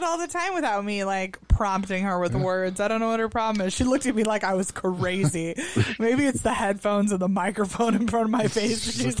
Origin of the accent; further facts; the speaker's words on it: Michigan, United States; accent: Michigander; I get my Michigander accent.